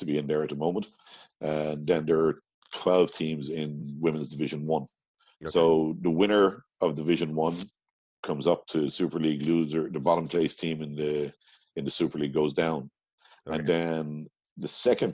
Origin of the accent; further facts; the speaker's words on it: Midlands, Ireland; Let's say I'm from the Midlands